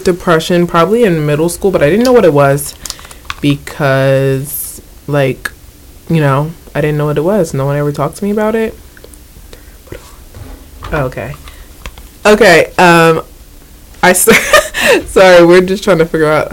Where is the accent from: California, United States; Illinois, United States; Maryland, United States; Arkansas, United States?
Maryland, United States; I'm originally from Maryland, born and raised